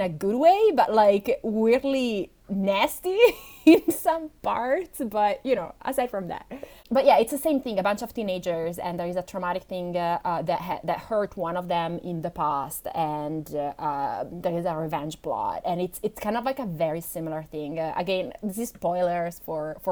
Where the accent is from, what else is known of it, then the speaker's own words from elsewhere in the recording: Italy; English is a second language; English is not my first language. I'm Italian.